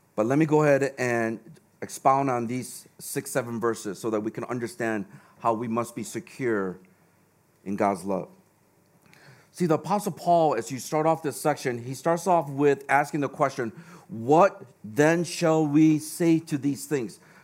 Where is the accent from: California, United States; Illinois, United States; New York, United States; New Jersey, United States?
Illinois, United States; Chicago; now in Hong Kong; I grew up in Chicago